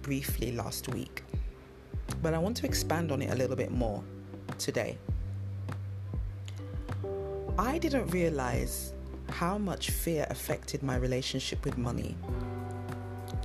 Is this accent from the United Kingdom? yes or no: yes; London, United Kingdom; accent: London; It's a London accent. And I grew up in London